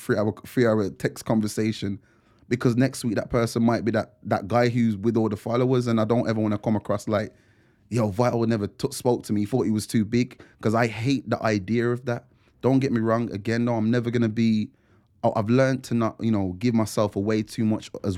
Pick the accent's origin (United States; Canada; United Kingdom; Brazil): United Kingdom; Wolverhampton, West Midlands; being from Wolves